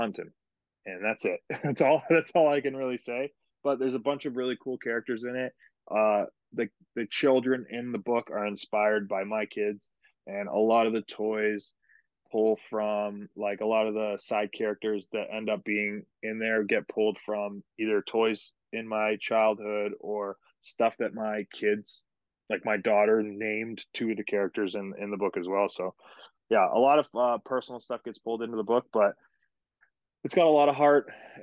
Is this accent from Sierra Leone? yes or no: no; Canada; moved away as an adult; now in United States; my home country of Canada